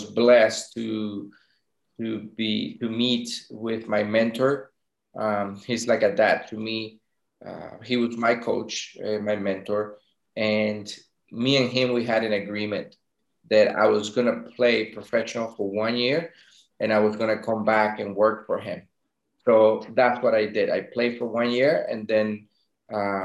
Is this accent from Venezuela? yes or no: yes; Venezuela; moved away as an adult; also born or lived in France / Denmark; I was actually born in France. My parents were going to school there. But I was brought up in Venezuela. We moved back when I was like one or two. Then I grew in Venezuela until I was 17